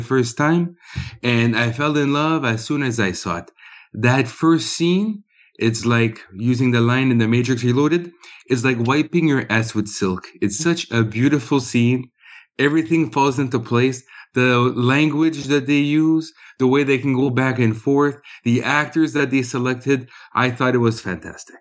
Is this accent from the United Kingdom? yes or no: no; Canada; I'm Canadian.